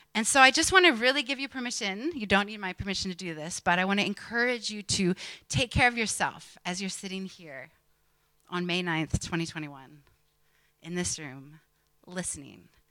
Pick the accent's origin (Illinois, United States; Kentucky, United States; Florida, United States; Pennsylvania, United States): Pennsylvania, United States; an American preacher's kid growing up in Pennsylvania in the 80s and 90s